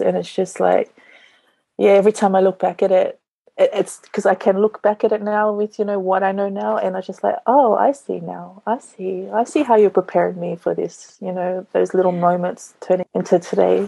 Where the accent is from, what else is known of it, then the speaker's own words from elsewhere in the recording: Sydney, New South Wales, Australia; moved away as an adult; also born or lived in New Zealand; now in Niue; I was born in New Zealand, but I grew up in Sydney until I was 24.